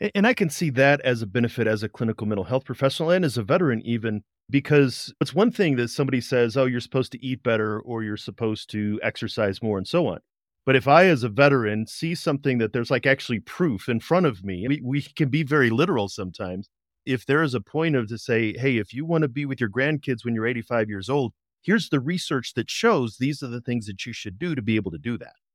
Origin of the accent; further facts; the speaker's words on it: Midwest, United States; I grew up in the Midwest, but then I also had a 22 year military career